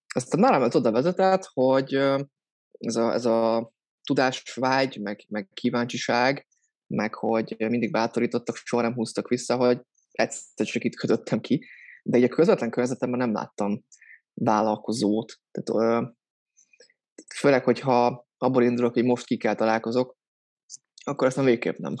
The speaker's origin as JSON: {"language": "Hungarian", "town": "Soltvadkert", "region": "Bács-Kiskun", "country": "Hungary", "moved": "as an adult", "lives_now": "Budapest, Hungary", "said": "Soltatkertről származom, ez Bácskiskó megyében egy kisváros. Pesten élek, hát gyakorlatilag az egyetem óta"}